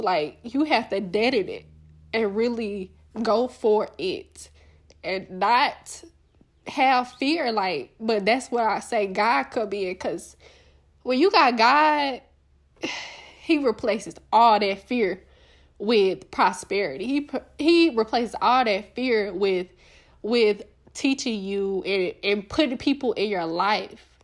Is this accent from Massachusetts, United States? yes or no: no; Little Rock, Arkansas, United States; I'm from Little Rock, like, Arkansas, like, a small town, you know, a small town girl